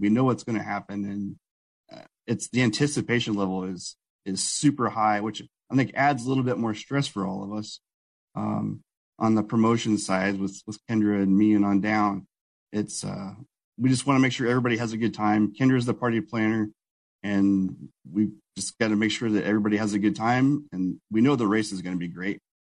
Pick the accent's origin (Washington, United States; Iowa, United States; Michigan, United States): Iowa, United States; Newton; I grew up in Newton, Iowa, which is where Iowa Speedway is